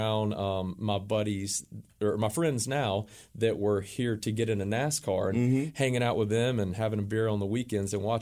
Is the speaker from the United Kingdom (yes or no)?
no; Hoover, Alabama, United States; moved away as an adult; We're originally from Hoover, Alabama, right outside of Birmingham.